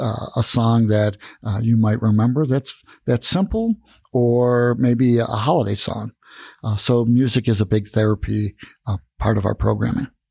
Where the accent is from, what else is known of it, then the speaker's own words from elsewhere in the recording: Tucson, Arizona, United States; moved away as an adult; now in Prescott, United States; I come from Tucson, Arizona